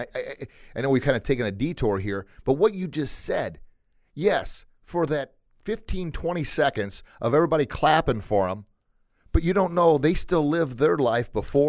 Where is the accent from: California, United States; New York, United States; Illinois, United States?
Illinois, United States; Granite City; I grew up on a farm outside of Granite.